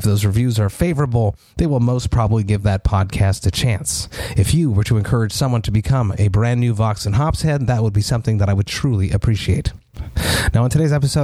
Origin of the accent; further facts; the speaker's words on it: Montreal, Quebec, Canada; my hometown of Montreal